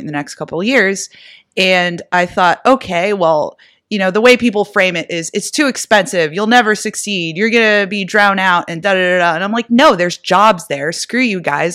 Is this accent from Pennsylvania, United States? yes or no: yes; Erie, Pennsylvania, United States; my hometown, Erie, Pennsylvania